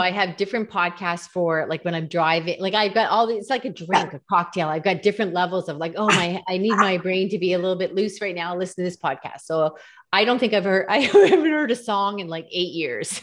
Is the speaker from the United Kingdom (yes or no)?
no; Canada; I'm Canadian